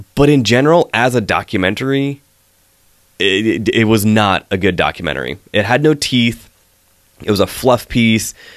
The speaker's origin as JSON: {"language": "English", "region": "West Coast", "country": "United States", "tie": "born or raised there", "said": "I grew up on the West Coast"}